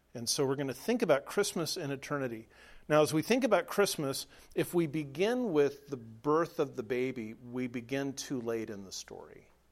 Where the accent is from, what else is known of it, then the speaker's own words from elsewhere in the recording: Southern California, United States; moved away as an adult; now in Nebraska, United States; I was raised in Southern California, spent the first 33 years of my life